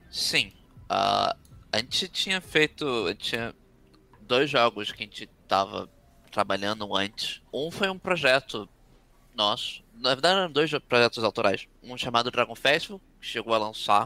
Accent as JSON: {"language": "Portuguese", "country": "Brazil", "said": "a gente é brasileiro"}